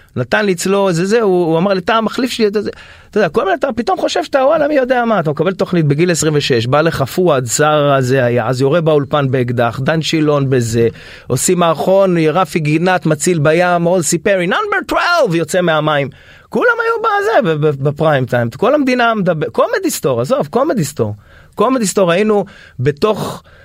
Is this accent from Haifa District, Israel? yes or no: yes; Haifa, Haifa District, Israel; אני מחיפה